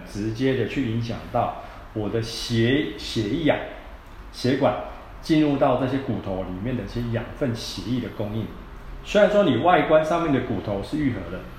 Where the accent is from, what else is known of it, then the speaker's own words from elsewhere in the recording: Taiwan; 我们台湾人、东方人